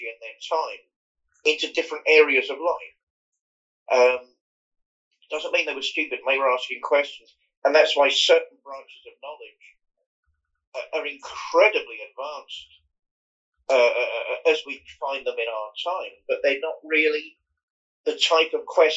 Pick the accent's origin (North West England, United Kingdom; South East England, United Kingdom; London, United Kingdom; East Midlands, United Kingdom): South East England, United Kingdom; Fareham; I grew up in Hampshire, Fareham in Hampshire